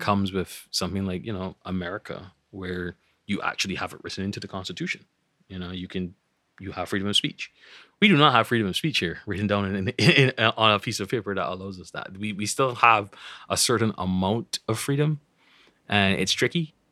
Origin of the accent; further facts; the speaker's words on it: Barbados; growing up in Barbados